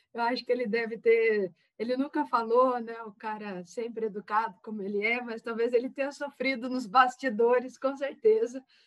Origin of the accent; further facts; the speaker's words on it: Taubaté, São Paulo, Brazil; Eu sou de Taubaté, interior de São Paulo